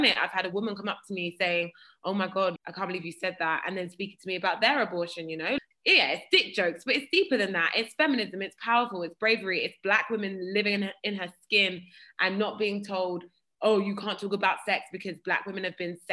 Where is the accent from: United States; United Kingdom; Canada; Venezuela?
United Kingdom; Croydon, London; I'm from Croydon. I'm from Fortinneath, Croydon.